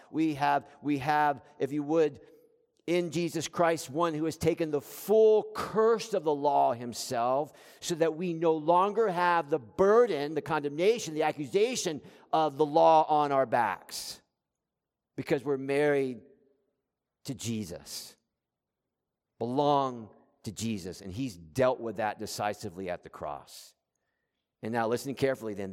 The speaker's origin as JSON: {"language": "English", "region": "South Florida", "country": "United States", "tie": "born or raised there", "said": "I grew up in South Florida."}